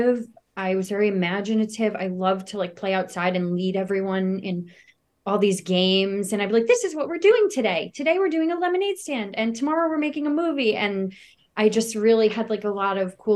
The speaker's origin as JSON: {"language": "English", "area": "Westchester County", "region": "New York", "country": "United States", "tie": "born or raised there", "said": "I grew up in a small town in Westchester County"}